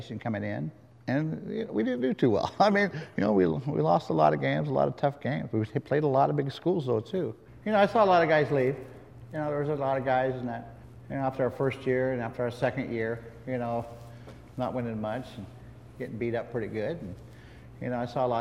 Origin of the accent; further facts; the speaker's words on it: Boise, Idaho, United States; moved away as an adult; I was a kid from Boise, Idaho